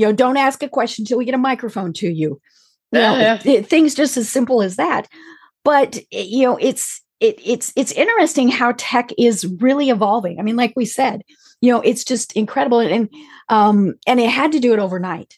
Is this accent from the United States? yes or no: yes; Colorado, United States; moved away; I'm from Colorado